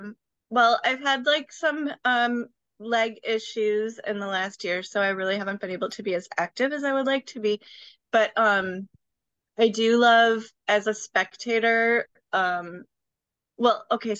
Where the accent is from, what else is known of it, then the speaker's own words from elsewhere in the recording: Wisconsin, United States; now in Chicago, United States; I grew up in Wisconsin